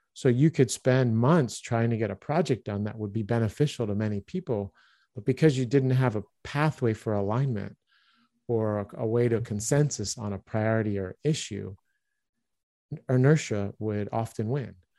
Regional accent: Baltimore, Maryland, United States; moved away as an adult; also born or lived in Philadelphia area / Liège, Belgium / Stuttgart, Germany; I grew up in Baltimore, Maryland

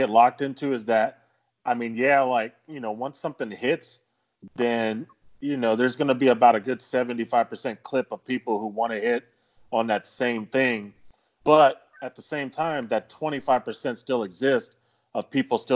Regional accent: the South, United States; we grew up here in the South

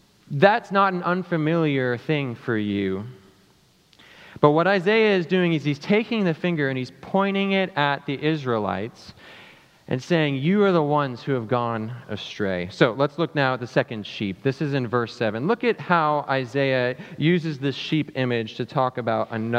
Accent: South Africa; also born or lived in St. Louis, United States; now in United States; I'm from South Africa

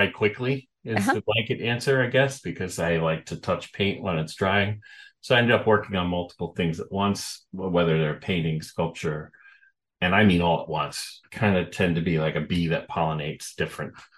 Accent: Oceanside, New York, United States; moved away as an adult; also born or lived in Florida / Massachusetts / West Coast; now in Northern California, United States; I was born in Oceanside on Long Island. Then I moved down to Florida for a bit. And then we moved back to New York on to Long Island, lived there, went to school in New York City at FIT

